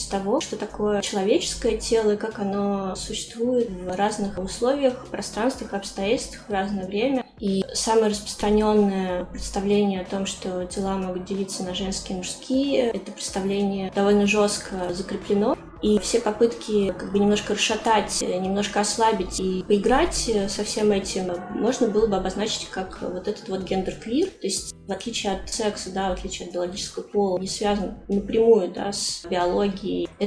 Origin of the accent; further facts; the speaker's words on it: Moscow, Russia; да, в Москве.